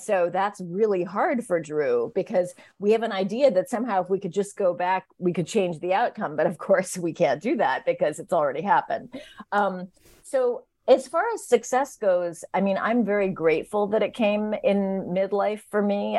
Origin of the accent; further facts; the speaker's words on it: San Francisco, California, United States; growing up in San Francisco in the 70s